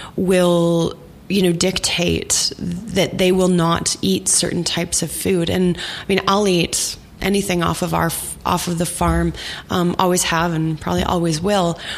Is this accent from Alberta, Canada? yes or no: no; Saskatchewan, Canada; moved away as an adult; I grew up in Saskatchewan in the 80s and early 90s